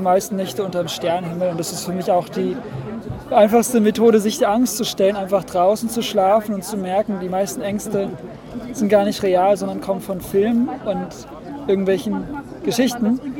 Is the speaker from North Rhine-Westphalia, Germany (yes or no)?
no; Potsdam, Brandenburg, Germany; also born or lived in Berlin; now in Thuringia, Germany; Ich bin in Berlin geboren, in Potsdam groß geworden und lebe jetzt auf einem recht autarken